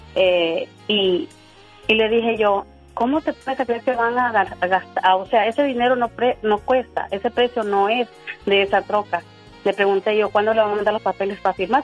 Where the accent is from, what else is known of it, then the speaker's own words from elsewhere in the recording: Honduras; now in Tulsa, United States; Nosotros somos de Honduras